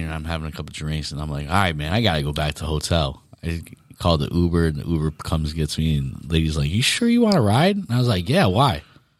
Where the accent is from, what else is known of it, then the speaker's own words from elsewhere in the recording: New York, United States; I'm from New York, bro.